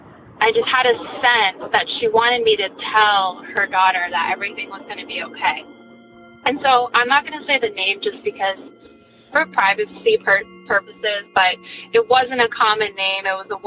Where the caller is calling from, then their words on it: New Hampshire, United States; I'm calling from New Hampshire.